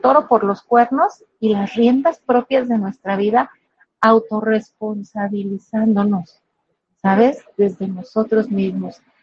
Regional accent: Guadalajara, Jalisco, Mexico; soy soy una mujer jalisciense, de verdad, amo ser tapatía, aquí de la ciudad de Guadalajara

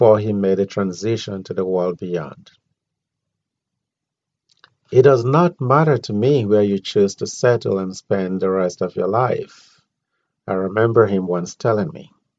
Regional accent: Nigeria; moved away; I was born there

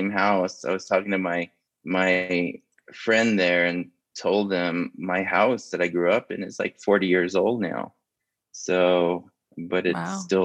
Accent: Upper Fruitland, New Mexico, United States; moved away; also born or lived in Shiprock, New Mexico; I was born in Shiprock, but I was raised in the Upper Fruitland region, which is just shy of the reservation line

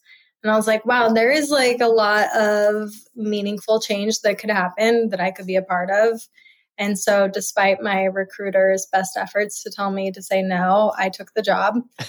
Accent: Omaha, Nebraska, United States; I haven't lived in Nebraska in a long time, but it is home to me. And I am very, very fond of Omaha.

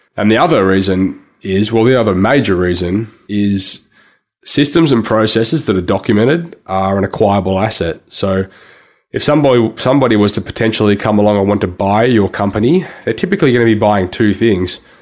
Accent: Sydney, New South Wales, Australia; I grew up in Sydney and I still live in Sydney, Sydney, Australia.

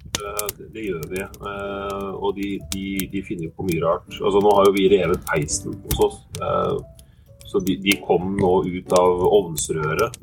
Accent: Oslo, Norway; Jeg vokste opp på Oslo øst

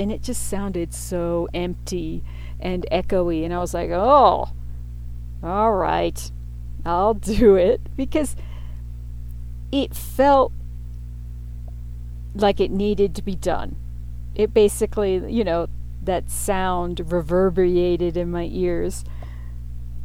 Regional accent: Pittsburgh, Pennsylvania, United States; also born or lived in New York City; my teen years growing up in Pittsburgh, Pennsylvania

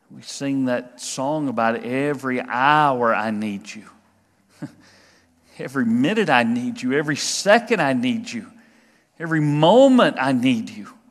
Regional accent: United States; we as American Christians

